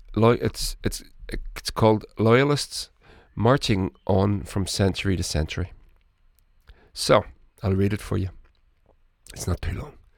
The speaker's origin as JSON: {"language": "English", "region": "Northern Ireland", "country": "United Kingdom"}